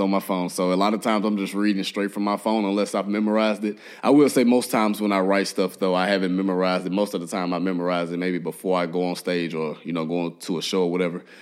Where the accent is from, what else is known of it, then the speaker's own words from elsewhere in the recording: Memphis, Tennessee, United States; now in Nashville, United States; I grew up in Memphis